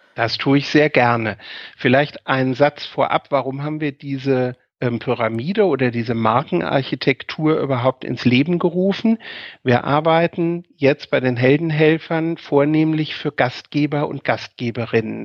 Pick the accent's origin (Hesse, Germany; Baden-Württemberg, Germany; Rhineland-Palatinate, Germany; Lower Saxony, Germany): Hesse, Germany; Bad Homburg; moved away as an adult; also born or lived in Mainz; now in Wiesbaden, Germany; ich habe meine, meine Kindheit in Bad Homburg verbracht